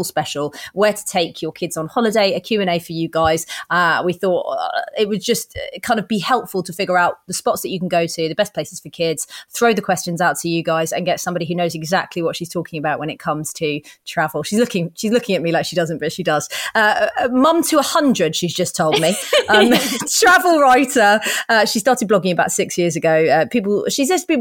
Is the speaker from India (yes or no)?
no; Kenya; moved away; I grew up in Kenya.